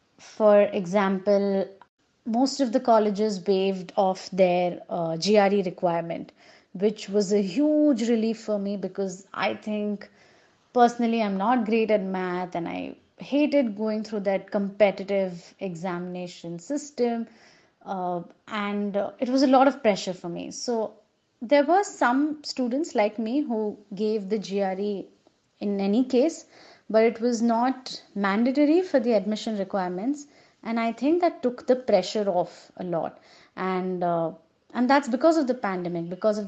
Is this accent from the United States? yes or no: no; India; I'm from India